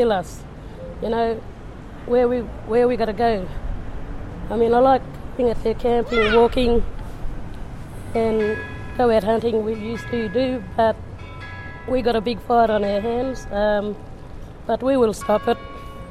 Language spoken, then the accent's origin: English; Yeelirrie, Western Australia, Australia; I grew up around Yeliri, Alban Downs, Jacobindy area